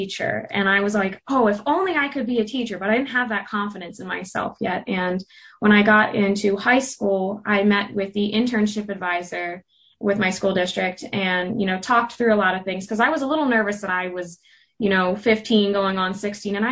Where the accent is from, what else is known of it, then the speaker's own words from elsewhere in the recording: Mechanicsburg, Pennsylvania, United States; now in Indiana, United States; I'm originally from Mechanicsburg, Pennsylvania, but I'm living in Indiana.